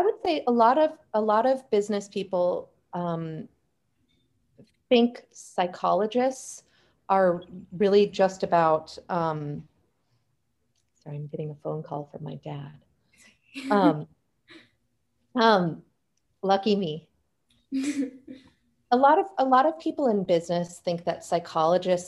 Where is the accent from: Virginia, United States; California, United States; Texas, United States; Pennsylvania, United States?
California, United States; Silicon Valley; I myself was born and raised in Silicon Valley